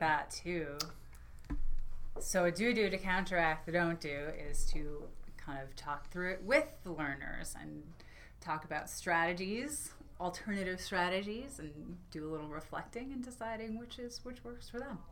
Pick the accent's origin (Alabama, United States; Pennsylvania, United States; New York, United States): New York, United States; now in Maine, United States; my home state, New York